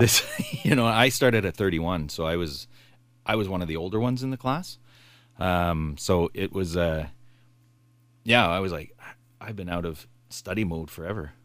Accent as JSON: {"language": "English", "town": "Bay Shore", "country": "United States", "tie": "born or raised there", "said": "I grew up in Bayshore"}